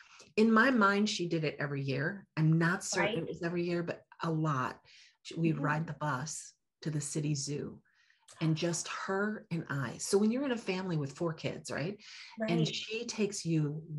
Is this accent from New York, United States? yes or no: yes; Buffalo, New York, United States; I grew up in Buffalo, New York, the child of two immigrant parents